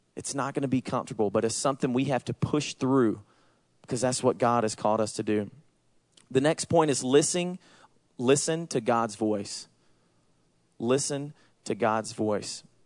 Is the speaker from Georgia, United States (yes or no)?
yes; Georgia, United States; accent: Southern; I say y'all because I'm from Georgia. For those of you who don't know me, I have a Southern accent